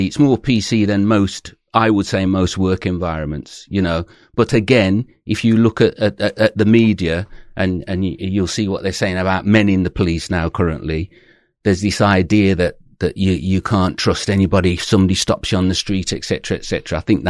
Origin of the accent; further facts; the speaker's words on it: Birmingham, West Midlands, United Kingdom; So you can probably tell I'm originally from Birmingham, although I try and hide it now, but I am. And I went to university from there.